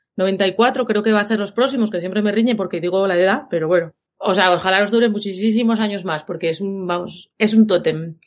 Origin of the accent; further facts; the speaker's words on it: Asturian mining basins, Asturias, Spain; accent: asturiano amestao de les cuenques; los que somos de una cuenca en concreto